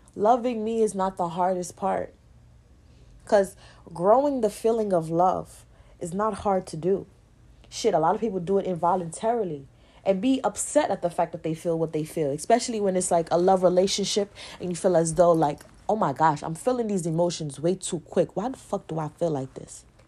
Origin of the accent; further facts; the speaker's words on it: New York, United States; I'm from New York